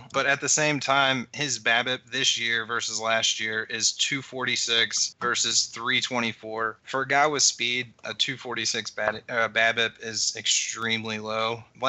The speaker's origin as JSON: {"language": "English", "town": "St. Louis", "region": "Missouri", "country": "United States", "said": "I'm from St. Louis"}